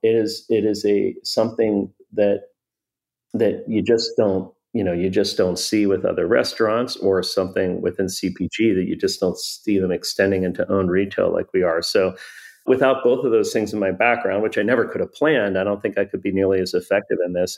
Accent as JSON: {"language": "English", "town": "Pittsburgh", "region": "Pennsylvania", "country": "United States", "tie": "born or raised there", "said": "I grew up in Pittsburgh"}